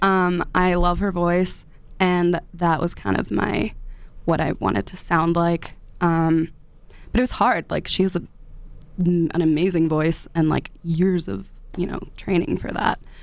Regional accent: 15 minutes outside DC, grew up in DC, Maryland, United States; moved away as an adult; also born or lived in Washington, D.C.; now in Boulder, United States; I'm from Maryland originally.

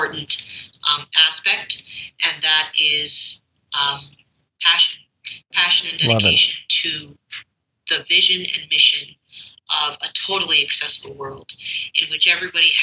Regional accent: Canada; I'm Canadian

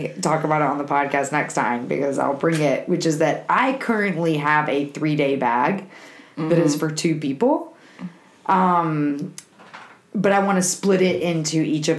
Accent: Alabama, United States; I'm from Alabama.

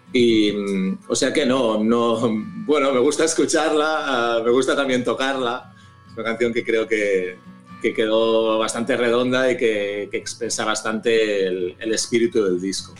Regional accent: Barcelona, Catalonia, Spain; now in La Garriga, Spain; yo soy de Barcelona, he vivido siempre en Barcelona, menos una época muy breve de mi vida

